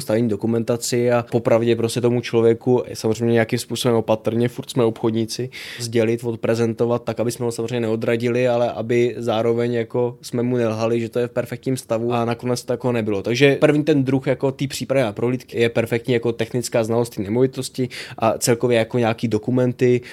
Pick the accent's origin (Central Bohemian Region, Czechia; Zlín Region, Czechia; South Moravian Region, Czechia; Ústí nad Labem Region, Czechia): Central Bohemian Region, Czechia; Vlašim; now in Prague, Czech Republic; jsem jezdil z Prahy navštívit rodiče do Vlašimi, odkud hmm. pocházím